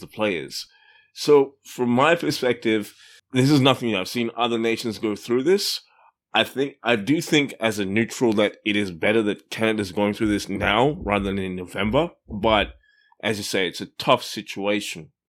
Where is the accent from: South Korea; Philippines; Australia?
Australia; I grew up in Australia